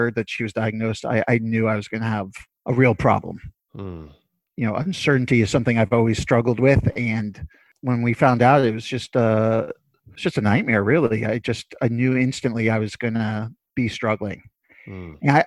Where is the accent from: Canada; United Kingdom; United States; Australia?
United States; New York City, New York; I'm from Brooklyn, born and raised, still living there